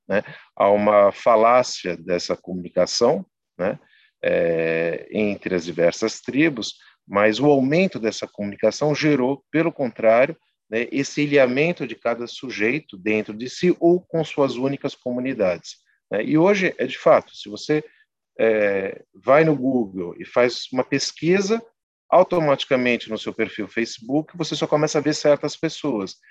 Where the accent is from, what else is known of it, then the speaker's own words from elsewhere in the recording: São Bernardo do Campo, São Paulo, Brazil; eu não nasci em São Bernardo, eu fui criado em São Bernardo, sul de São Paulo, ali da zona sul de São Paulo, da região do Jabaquara, São Judas